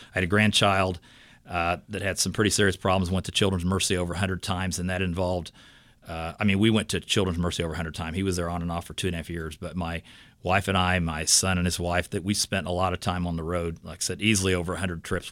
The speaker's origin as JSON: {"language": "English", "town": "Fort Scott", "region": "Kansas", "country": "United States", "said": "I'm from Fort Scott, Kansas, and I work in the Fort Scott Leawood area"}